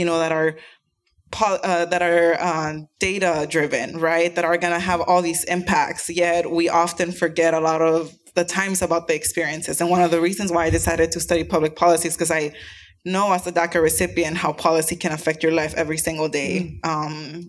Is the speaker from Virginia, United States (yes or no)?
no; Rio Grande Valley, Texas, United States; I'm actually from the Rio Grande Valley